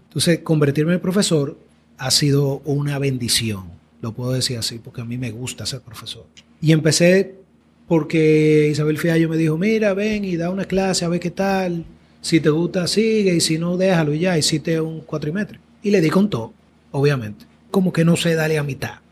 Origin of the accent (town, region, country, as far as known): Dominican Republic